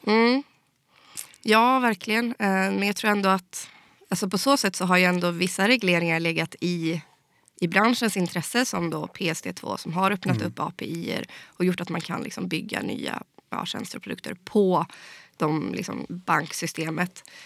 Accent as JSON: {"language": "Swedish", "area": "Skaraborg", "region": "Västra Götaland", "country": "Sweden", "said": "jag var en av riksdagskandidaterna från, från Skaraborg då, där jag kommer ifrån"}